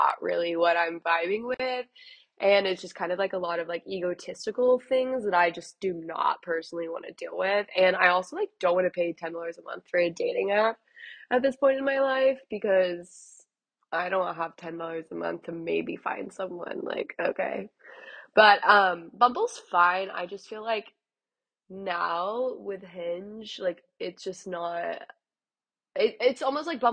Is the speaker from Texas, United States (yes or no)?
yes; a suburb outside of Dallas, Texas, United States; moved away as an adult; now in Los Angeles, United States; I'm originally from Texas, so I'm from a suburb outside of Dallas, grew up in that whole scene